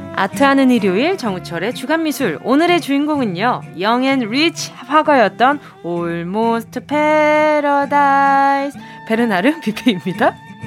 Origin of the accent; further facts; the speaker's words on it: Busan, South Korea; 제 고향이다